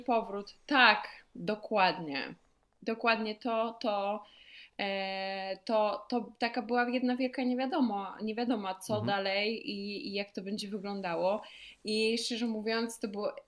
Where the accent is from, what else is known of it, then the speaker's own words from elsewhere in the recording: Poland; skąd jestem, a ja mówię, że z Polski